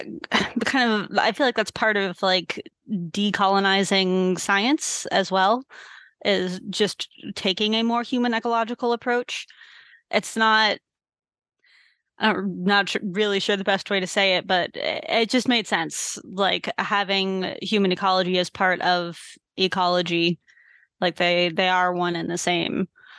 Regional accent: Massachusetts, United States; also born or lived in New Hampshire / Maine; So I moved up to Maine when I was 18. I grew up in Massachusetts, then New Hampshire, then Maine, just kind of steadily moving further north.

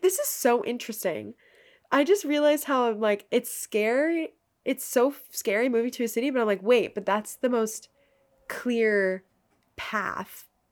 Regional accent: Maine, United States; moved away as an adult; now in New Jersey, United States; I'm from Maine

